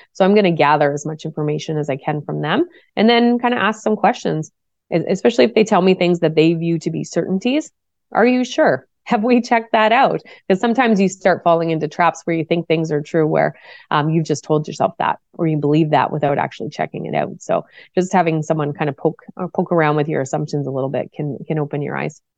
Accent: Cole Harbour, Nova Scotia, Canada; I grew up in Cole Harbor, Nova Scotia, which is on the east coast of Canada

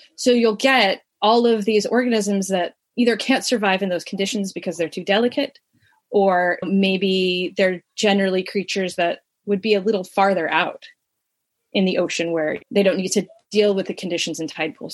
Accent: Southern California, United States; I grew up in Southern California in the suburbs

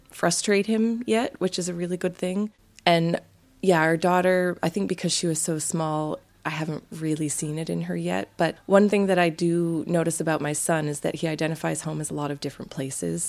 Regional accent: Canada; moved away as an adult; being from a big country like Canada is my family's so spread out

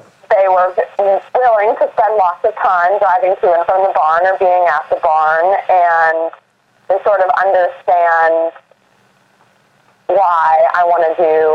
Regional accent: Boston, Massachusetts, United States; I grew up in Boston, Massachusetts, in the city.

